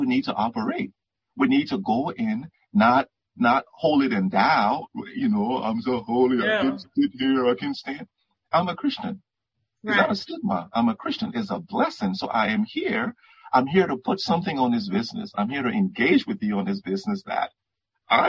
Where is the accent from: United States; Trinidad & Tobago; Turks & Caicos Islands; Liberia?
Liberia; moved away; I was born in West Africa, Liberia